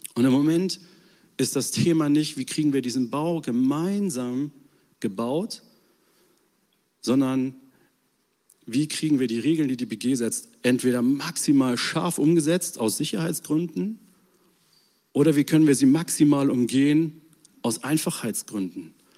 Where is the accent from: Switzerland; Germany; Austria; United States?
Germany; als Deutsche